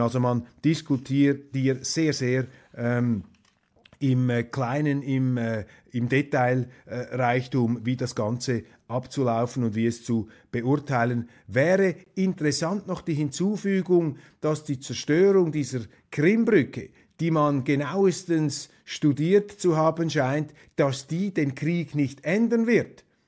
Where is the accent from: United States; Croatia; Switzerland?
Switzerland; Als Schweizer